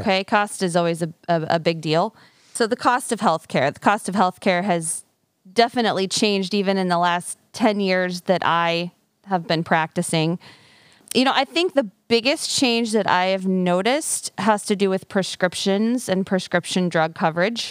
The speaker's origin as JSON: {"language": "English", "town": "Fairfield", "region": "Iowa", "country": "United States", "tie": "born or raised there", "also_born_or_lived": "Des Moines, Iowa", "lives_now": "Mount Pleasant, United States", "said": "I am born and raised in Fairfield, but I actually grew up on a farm."}